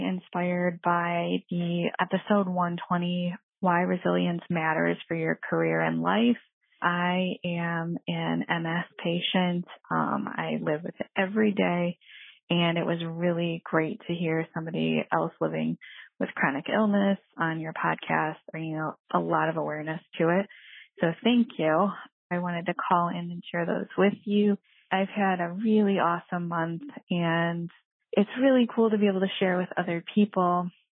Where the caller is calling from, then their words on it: Detroit, Michigan, United States; I'm calling from Detroit, Michigan area